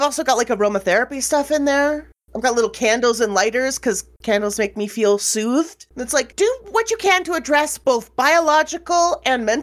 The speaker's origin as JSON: {"language": "English", "country": "Canada", "said": "I'm a Canadian"}